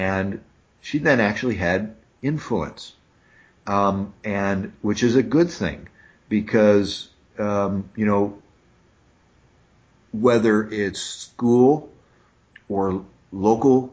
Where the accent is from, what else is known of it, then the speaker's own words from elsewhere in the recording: Noblesville, Indiana, United States; I'm from Noblesville, Indiana. And, you know, Noblesville has grown now. Noblesville, you know, we didn't have a McDonald's when I was growing up there